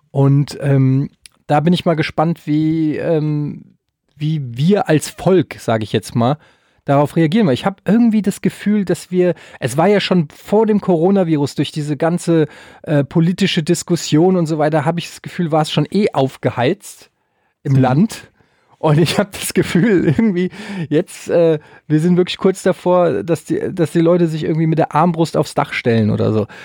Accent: Germany; Wir als Deutsche

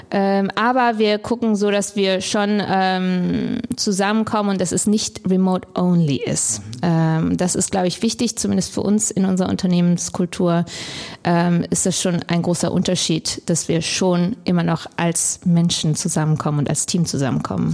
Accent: Krefeld, North Rhine-Westphalia, Germany; moved away as an adult; also born or lived in Hamburg; ich bin in Deutschland geboren, aufgewachsen in Krefeld ähm, bin dann zum Studium nach Hamburg gekommen

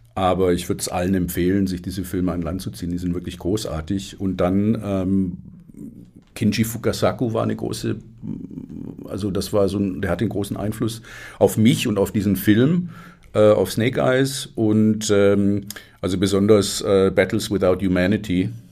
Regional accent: Stuttgart, Baden-Württemberg, Germany; ich bin in Stuttgart groß geworden

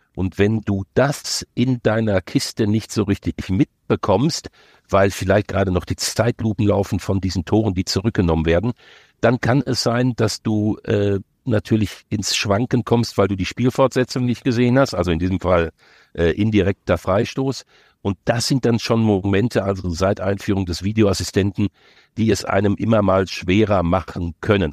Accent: near Dortmund, North Rhine-Westphalia, Germany; Ich bin ja groß geworden in der Nähe von Dortmund

